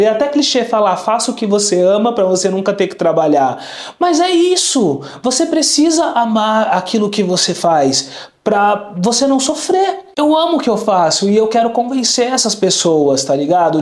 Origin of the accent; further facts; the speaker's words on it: São Paulo, Brazil; also born or lived in Vila Clara, São Paulo; Eu nasci em Moema, um bairro nobre aqui de São Paulo